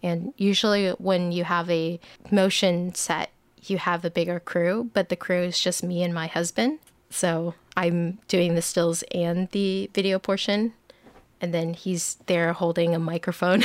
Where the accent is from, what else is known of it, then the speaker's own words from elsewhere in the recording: Bay Area, Northern California, United States; I grew up in the Bay Area, uh, Northern California